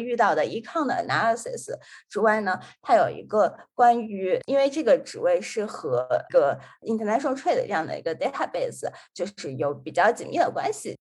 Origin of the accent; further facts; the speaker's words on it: Xi'an, Shaanxi, China; now in Washington, D.C., United States; 本身是来自西安，就是一个北方城市，它的特点就是说是非常四季分明